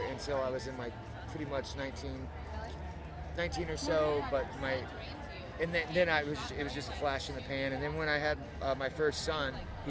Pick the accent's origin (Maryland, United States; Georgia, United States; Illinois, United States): Illinois, United States; Peoria; born there; also born or lived in Gainesville / Denver / Chicago; I mean, I was born in Peoria, but I've spent some of the most formative years of my life in Gainesville and in Denver and in Chicago.